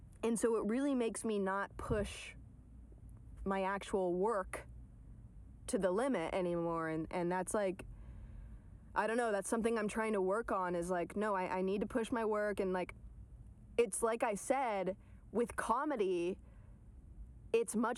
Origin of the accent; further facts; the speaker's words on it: Atlanta, Georgia, United States; also born or lived in New York; now in Los Angeles, United States; I'm from Atlanta